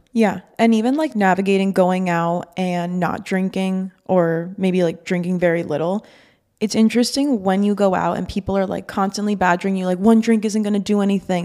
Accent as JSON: {"language": "English", "town": "Miami", "region": "Florida", "country": "United States", "tie": "born or raised there", "also_born_or_lived": "Boston", "said": "I'm from Miami, was born and raised here"}